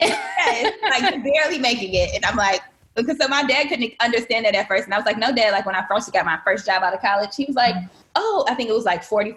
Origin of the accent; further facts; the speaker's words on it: Benton Harbor, Michigan, United States; moved away as an adult; also born or lived in Virginia; now in Washington, D.C., United States; I grew up in Michigan